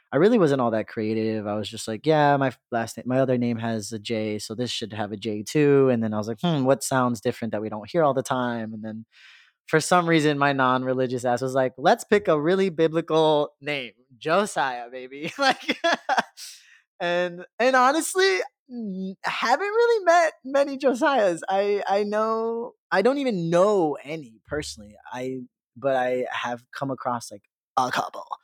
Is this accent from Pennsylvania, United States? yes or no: no; Chicago, Illinois, United States; born and raised in Chicago, mainly on the South, Southwest side